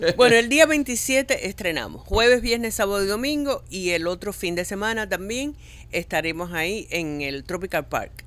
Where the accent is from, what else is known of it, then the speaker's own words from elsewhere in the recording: Cuba; now in Miami, United States; Los únicos que somos cubanos, cubanos, somos Héctor, eh, Ariel y yo